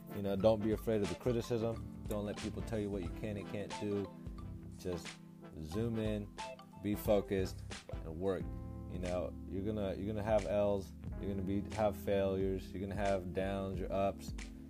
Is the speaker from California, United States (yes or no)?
yes; Bay Area, California, United States; also born or lived in Hayward, California; I was actually born in the Bay Area and out here from Hayward. And then I moved out when I was like about 8, and we came out here to the valley. It's pretty small and quiet out here